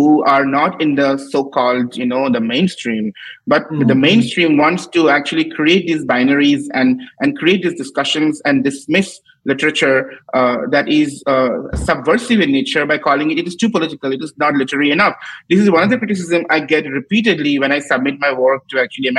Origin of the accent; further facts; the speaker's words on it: Assam, India; all the people I admired growing up in Assam